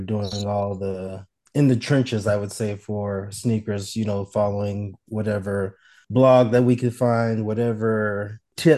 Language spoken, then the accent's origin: English; Arizona, United States; also born or lived in St. Louis, Missouri; Born in St. Louis, Missouri. Came to Arizona when I was very, very young